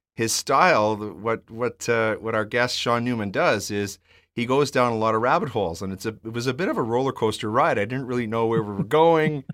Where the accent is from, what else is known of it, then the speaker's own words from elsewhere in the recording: Edmonton, Alberta, Canada; I grew up in Edmonton